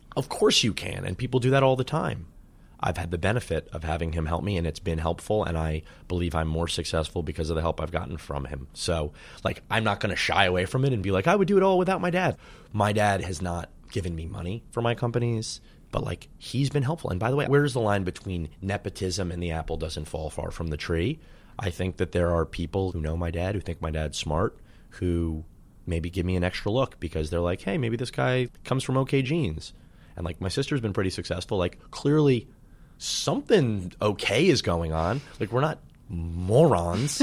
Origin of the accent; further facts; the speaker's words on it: New York City, New York, United States; I grew up in Manhattan and went to Dalton